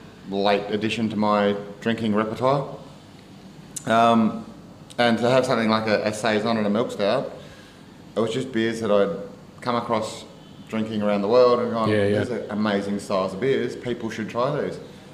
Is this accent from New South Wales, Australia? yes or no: no; Lilydale, Victoria, Australia; also born or lived in Frankston, Victoria; I grew up in Victoria, eastern suburbs from Lilydale way.